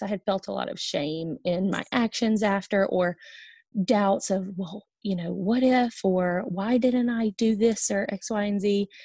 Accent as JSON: {"language": "English", "town": "Olive Branch", "region": "Mississippi", "country": "United States", "also_born_or_lived": "Hattiesburg, Mississippi / Oxford, Mississippi", "moved": "as an adult", "lives_now": "Cincinnati, United States", "said": "I am from Olive Branch, Mississippi."}